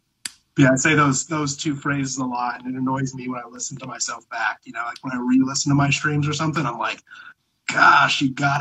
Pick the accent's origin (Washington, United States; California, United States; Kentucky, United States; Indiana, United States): California, United States; Sorry, I'm from Southern California, so like is like in every one of my sentences